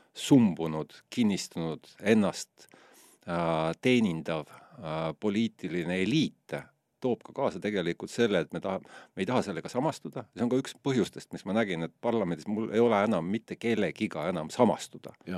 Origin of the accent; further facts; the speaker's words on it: Estonia; ma ütlen, et see on Eesti